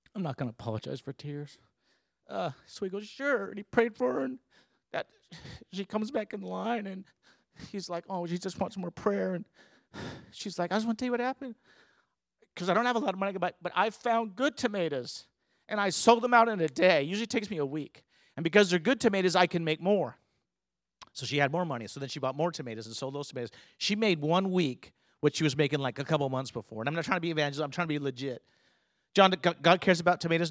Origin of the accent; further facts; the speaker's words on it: California, United States; now in Houston, United States; I'm from California